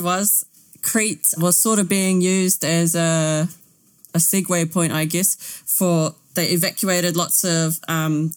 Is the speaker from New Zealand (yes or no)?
yes; New Zealand; we're from New Zealand and we're a Māori